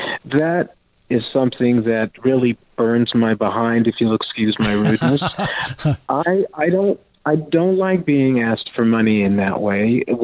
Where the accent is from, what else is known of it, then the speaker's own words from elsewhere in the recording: France; first language French; English is a second language; also born or lived in Texas; my background is I'm half French. I'm 100% Texan, but I'm half French. And I was raised in France. It was my first language.